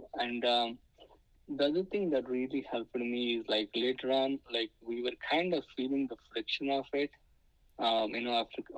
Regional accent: India; English is a second language; now in United States; I wish I'm in India where I'm speaking my mother tongue

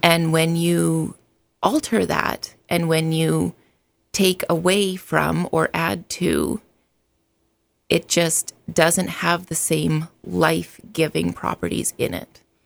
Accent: Alberta, Canada; moved away as an adult; now in United States; I was born in Alberta, Canada, and immigrated to the States in two thousand

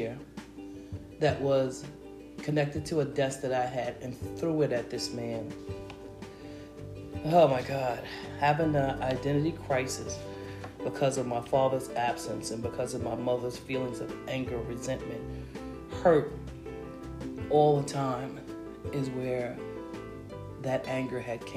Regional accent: New York City, New York, United States; Growing up in Harlem during the 60s through the 80s

